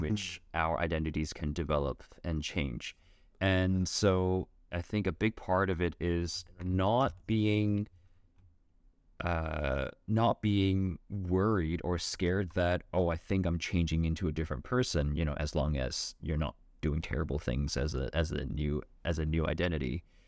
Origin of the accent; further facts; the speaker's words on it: Vancouver, British Columbia, Canada; my experience growing up in Vancouver